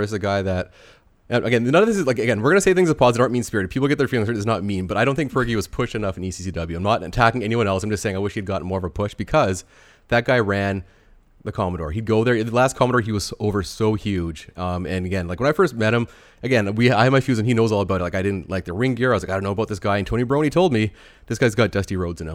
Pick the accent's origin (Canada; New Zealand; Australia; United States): Canada; being a Canadian